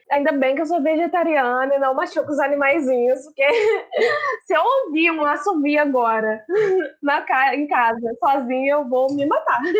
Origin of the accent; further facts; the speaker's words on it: Southeast Brazil, Brazil; a gente foi criada aqui no Sudeste